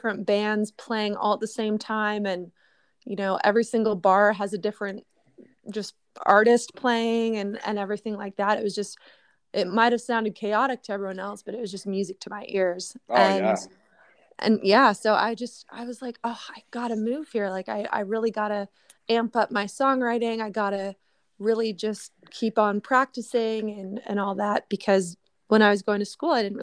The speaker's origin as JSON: {"language": "English", "town": "Huntsville", "region": "Ontario", "country": "Canada", "tie": "born or raised there", "also_born_or_lived": "Nashville, Tennessee", "moved": "as an adult", "said": "I was born in Canada, but I go back and forth between my hometown, Huntsville, Ontario, and Nashville, Tennessee."}